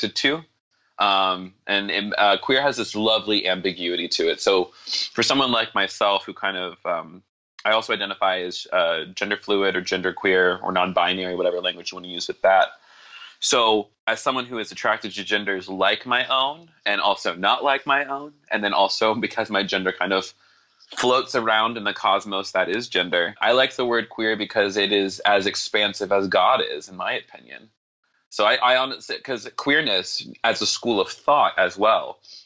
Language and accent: English; the South, United States; also born or lived in Atlanta, Georgia; I was born in the South, and so being born in the South means that you... even if you weren't evangelical yourself, you were exposed to evangelicalism.